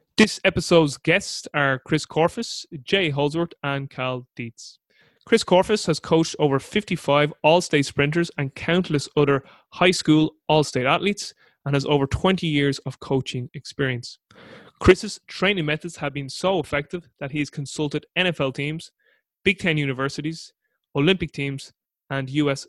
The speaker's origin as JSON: {"language": "English", "country": "Ireland", "said": "as an Irishman"}